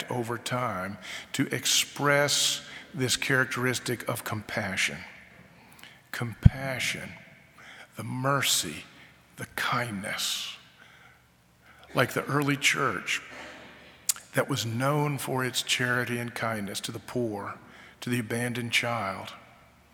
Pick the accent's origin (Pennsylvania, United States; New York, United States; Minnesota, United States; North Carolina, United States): North Carolina, United States; I grew up in North Carolina